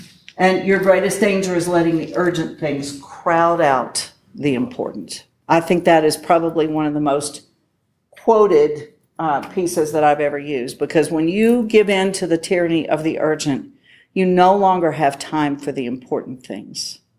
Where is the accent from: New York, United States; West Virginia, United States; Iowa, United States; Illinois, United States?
West Virginia, United States; I'm from West Virginia.